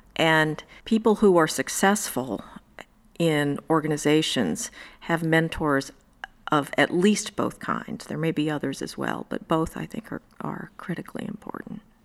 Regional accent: Indiana, United States; now in New York, United States; I grew up in Indiana

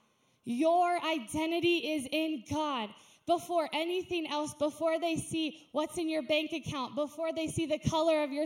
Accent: United States; I'm an American

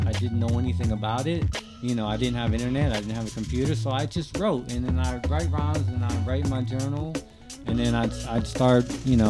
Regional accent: Altamonte Springs, Florida, United States; I grew up in Altamont Springs in Orlando.

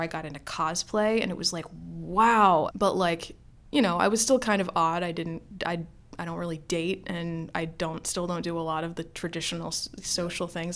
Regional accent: Maryland, United States; grew up in Maryland, have lived in Maryland my entire life

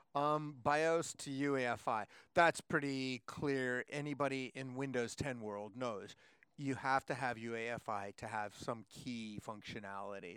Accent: Seattle, Washington, United States; I'm from Seattle, where it's also cold and raining.

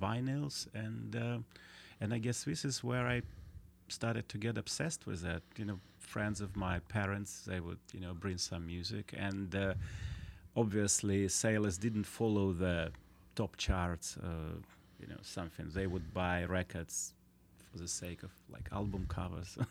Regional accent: Vladivostok, Primorsky Krai, Russia; English is a second language; also born or lived in China; I grew up in Vladivostok, which was a strange place.

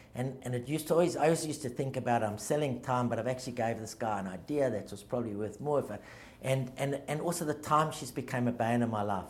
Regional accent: Johannesburg, Gauteng, South Africa; now in Australia; I grew up in, in a very loving sort of. Uh, all-encompassing Jewish type of family um, in, a, in, a small, in a smaller suburb of a big city called Joburg called Victory Park

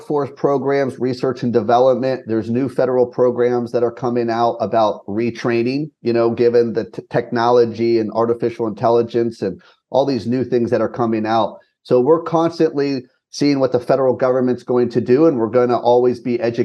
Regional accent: West Virginia, United States; I grew up in West Virginia. I'm a Mountaineer.

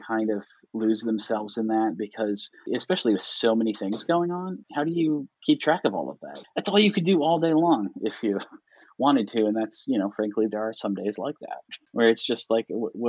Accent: Iowa, United States; moved away as an adult; now in Kentucky, United States; I grew up in Iowa

